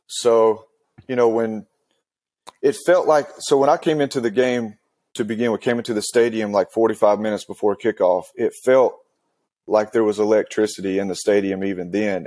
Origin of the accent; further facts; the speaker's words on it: Western North Carolina, United States; So, I grew up in Western North Carolina